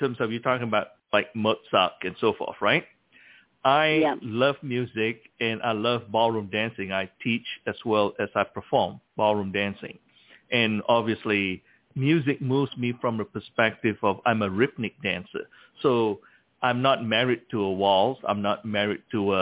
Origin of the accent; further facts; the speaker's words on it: Malacca, Malaysia; I was born in Malacca, Malaysia